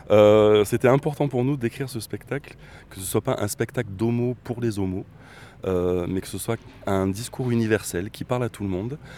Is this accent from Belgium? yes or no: no; Bordeaux, Nouvelle-Aquitaine, France; on a participé à un, un grand événement sur la ville de Bordeaux, parce qu'on est originaire de Bordeaux